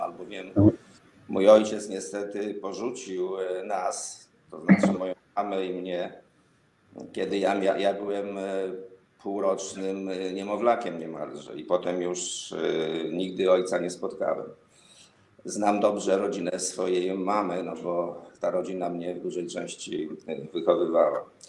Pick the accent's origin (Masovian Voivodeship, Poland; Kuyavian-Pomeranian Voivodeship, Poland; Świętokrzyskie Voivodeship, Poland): Masovian Voivodeship, Poland; Żyrardów; służącego do mszy w żyrardowskim kościele